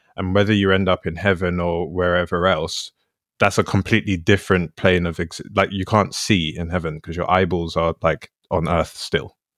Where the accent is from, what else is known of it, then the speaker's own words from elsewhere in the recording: London, United Kingdom; moved away as an adult; I grew up in London my whole life, and then I went to live in a different part of the country for a bit.